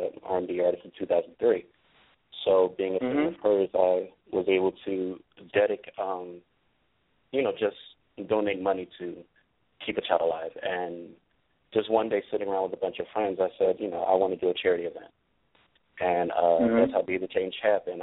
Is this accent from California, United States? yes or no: no; Philadelphia, Pennsylvania, United States; I was born and raised in Philly.